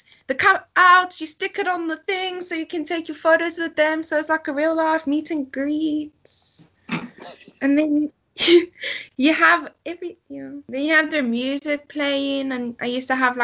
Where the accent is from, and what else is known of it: South Africa; moved away